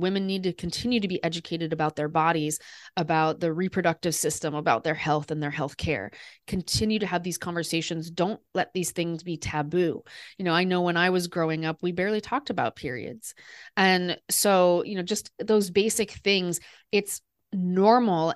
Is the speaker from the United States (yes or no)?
yes; Des Moines, Iowa, United States; moved away; also born or lived in Paris; I grew up in Des Moines, Iowa, and so I grew up surrounded by people who didn't really travel a lot